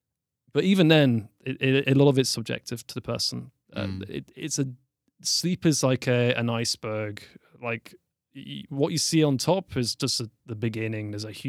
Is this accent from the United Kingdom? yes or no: yes; Newcastle, North East England, United Kingdom; also born or lived in London; But I am from Newcastle. I'd say it's in the north of England. It's quite close to Scotland. And probably the best way to describe it, like I lived in London for 10 years.